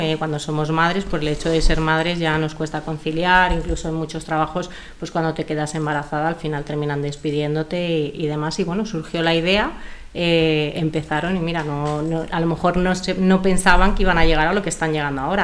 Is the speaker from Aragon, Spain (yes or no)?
no; Madrid, Community of Madrid, Spain; yo soy de Madrid